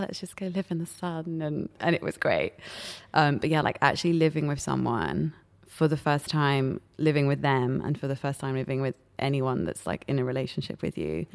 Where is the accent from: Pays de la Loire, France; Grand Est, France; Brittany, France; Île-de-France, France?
Île-de-France, France; Paris; now in London, United Kingdom; I grew up in Paris